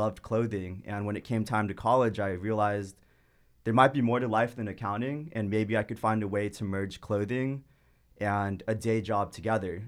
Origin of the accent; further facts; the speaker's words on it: Irvine, California, United States; I grew up in the suburbs in Irvine. So, honestly, the first, basically, twenty-two years of my life were in Irvine